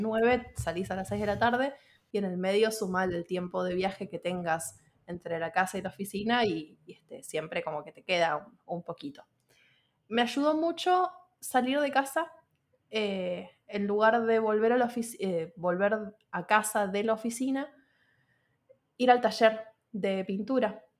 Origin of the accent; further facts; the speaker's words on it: Buenos Aires, Argentina; moved away as an adult; now in Montevideo, Uruguay; soy nacida en Argentina, en Buenos Aires, y ahora estoy viviendo en Montevideo, Uruguay.